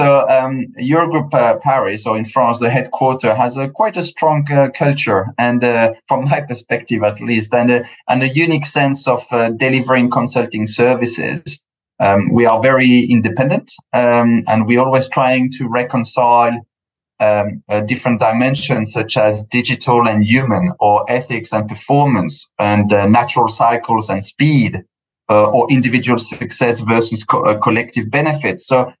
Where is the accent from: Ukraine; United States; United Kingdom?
United Kingdom; I'm quite British in a way as well. I grew up here on through the corporate ladder in an Anglo-Saxon environment.